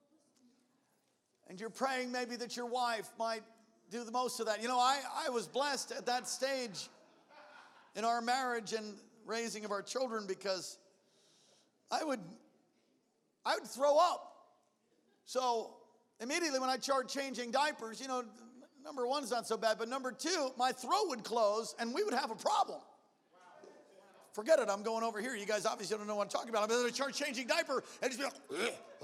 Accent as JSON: {"language": "English", "area": "Long Island", "region": "New York", "country": "United States", "tie": "born or raised there", "said": "I grew up in Long Island, New York, oh, so many years ago"}